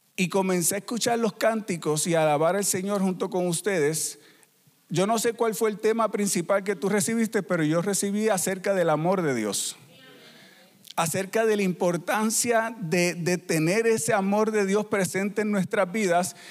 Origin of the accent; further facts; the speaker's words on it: Puerto Rico; moved away as an adult; also born or lived in Peru; somos de Puerto Rico y somos una familia misionera